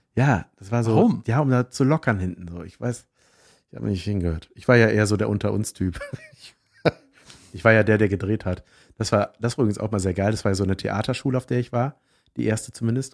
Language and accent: German; Swisttal, North Rhine-Westphalia, Germany; moved away; Ich komme aus Wistal-Boschofen ursprünglich